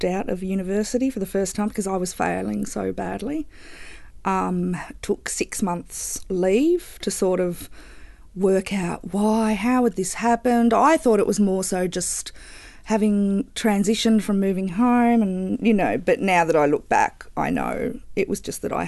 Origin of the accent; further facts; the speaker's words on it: Bendigo, Victoria, Australia; also born or lived in Geelong; I'm originally from Bendigo